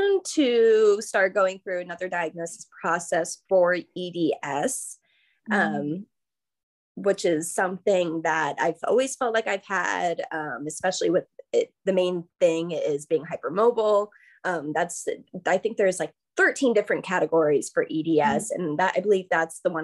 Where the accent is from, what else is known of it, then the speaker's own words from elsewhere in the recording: Tampa, Florida, United States; now in Savannah, United States; I'm from Florida, Tampa, Florida, originally.